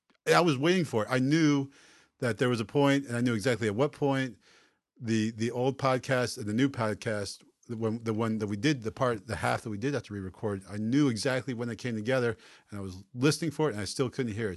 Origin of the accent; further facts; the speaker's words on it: Baltimore, Maryland, United States; We're from Baltimore, the O's.